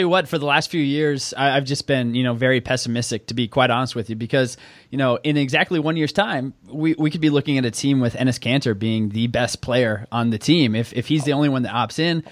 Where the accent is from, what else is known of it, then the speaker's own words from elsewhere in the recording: Oklahoma, United States; I'm from Oklahoma